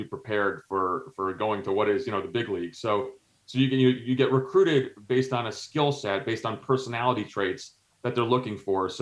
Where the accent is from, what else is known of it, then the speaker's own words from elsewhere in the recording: New Jersey, United States; also born or lived in Greece / Algeria; So I'm of Greek background. So, you know, I was born in Greece, but my mom is American. So we were able to go back. So I grew up in New Jersey, but we went back in the summers